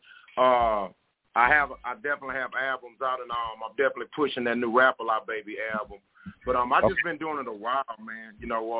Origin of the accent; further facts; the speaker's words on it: Houston, Texas, United States; I'm from Houston, Texas